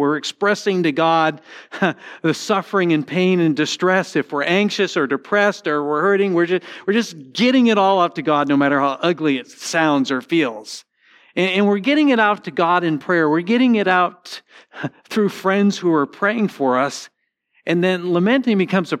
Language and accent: English; Connecticut, United States; moved away; also born or lived in St. Louis; when I grew up in Connecticut, we had a lot of Jewish people in our community